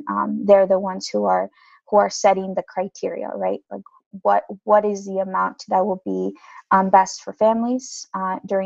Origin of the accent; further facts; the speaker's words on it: Indiana, United States; I'm from Indiana, and so primarily the main income that our families obtained from manufacturing, agriculture, and hospitality.